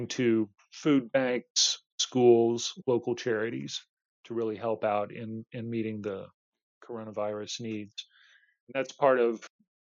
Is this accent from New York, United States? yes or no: no; Austin, Texas, United States; Austin, Texas, my hometown